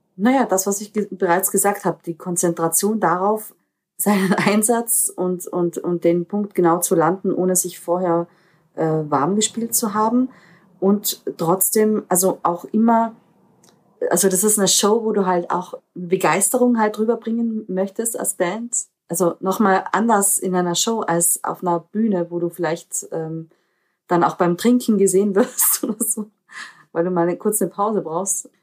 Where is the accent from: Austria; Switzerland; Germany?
Austria; ich bin eine Österreicherin mit, mit diesen slawischen Wurzeln